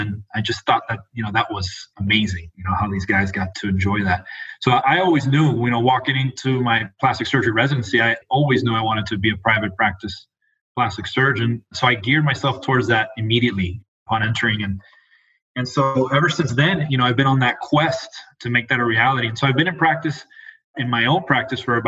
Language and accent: English; Miami, Florida, United States; moved away as an adult; also born or lived in Puerto Rico / Albuquerque, New Mexico / Raleigh, North Carolina; I was born and raised in Miami, Florida